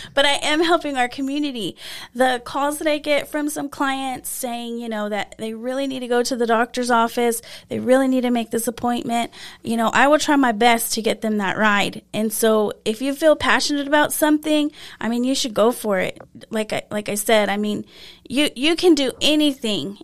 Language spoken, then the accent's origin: English; Lamesa, Texas, United States; I grew up here in La Mesa